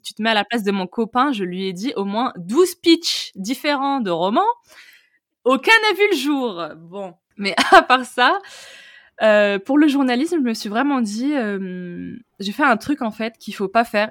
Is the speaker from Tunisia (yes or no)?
yes; Tunisia; moved away as an adult; now in France; je suis née en Tunisie, j'y suis, euh, enfin, ai grandi jusqu'à mes 18 ans. Et ensuite, je suis venue en France